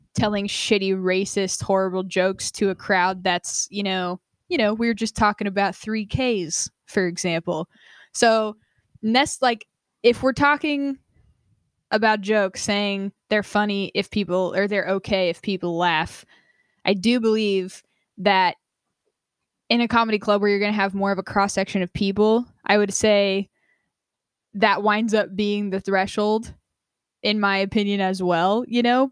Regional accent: Vermont, United States; moved away; I was born in Vermont, my family lives there, my mom and sister live there now

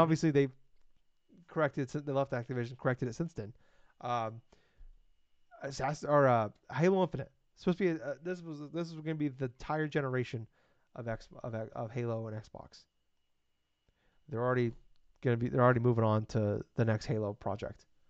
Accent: Iowa, United States; I'm from Iowa

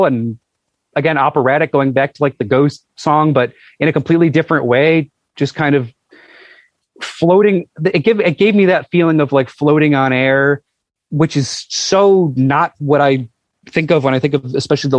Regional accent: Buffalo, New York, United States; in Buffalo, my hometown

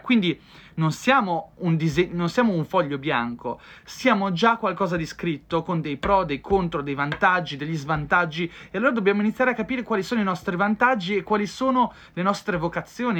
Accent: Ferrara, Emilia-Romagna, Italy; moved away; Sarei di Ferrara, però non ci sto da tanto tempo

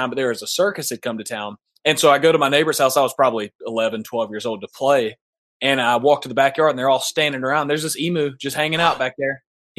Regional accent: central Georgia, United States; I'm from, like, the dead center of Georgia.

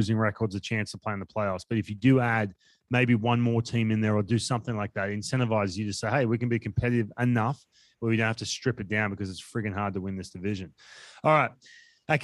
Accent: Australia; moved away; we come from Australia

